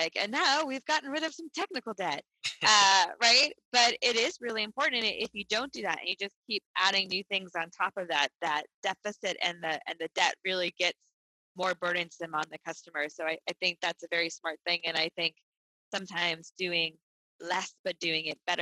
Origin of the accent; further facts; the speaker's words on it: Boston, Massachusetts, United States; moved away; since I'm from Boston.